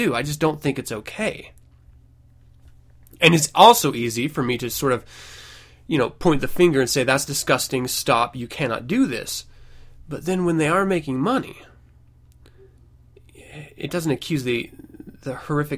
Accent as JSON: {"language": "English", "country": "United States", "tie": "born or raised there", "said": "I was brought up in the United States"}